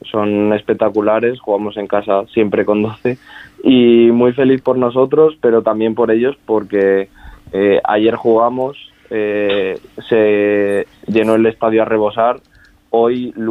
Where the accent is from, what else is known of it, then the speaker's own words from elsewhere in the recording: Salamanca, Castile and León, Spain; accent: charro; yo que soy de aquí, de Salamanca